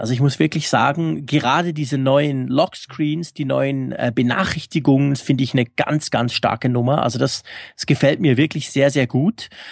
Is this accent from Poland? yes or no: no; Switzerland; also born or lived in Bern; wir sind Schweizer